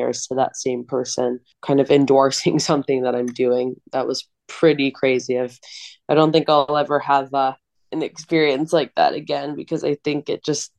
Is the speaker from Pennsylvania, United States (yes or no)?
no; Long Island, New York, United States; also born or lived in Phoenix, Arizona; moved to Long Island, where I went to performing arts school